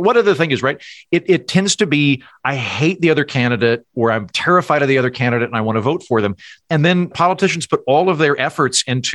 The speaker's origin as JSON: {"language": "English", "country": "United States", "said": "as an American"}